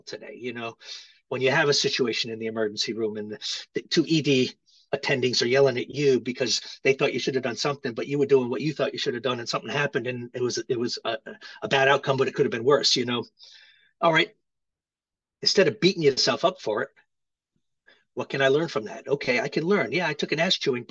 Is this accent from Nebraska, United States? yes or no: no; Rhode Island, United States; moved away as an adult; also born or lived in Hawaii; I grew up in Rhode Island, which is the ocean state. I grew up on the water